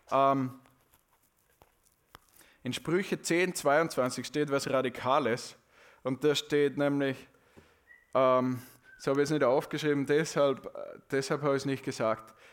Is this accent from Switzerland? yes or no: no; Austria; Ja, aber, aber ich glaube, wir können das gar nicht richtig in den Mund nehmen als Österreicher.